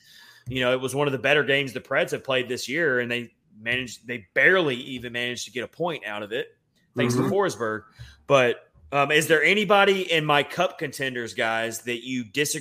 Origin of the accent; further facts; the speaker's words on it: Southern Tennessee, United States; accent: Southern Tennessee; my Southern Tennessee accent's coming out in me